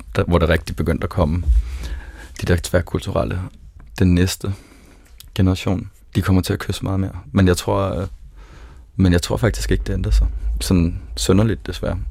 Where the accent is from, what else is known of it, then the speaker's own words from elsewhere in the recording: South Zealand, Denmark; Jeg er født på Sydsjælland og har gået i folkeskole med libaneser og palæstinenser